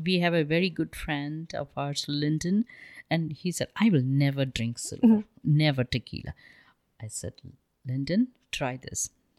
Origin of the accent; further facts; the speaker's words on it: India; I want to write a book because I grew up in India in a very, very powerful family.